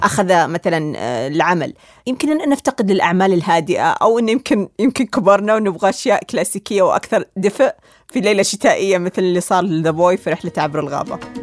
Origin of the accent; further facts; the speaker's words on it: Saudi Arabia; إحنا كسعوديين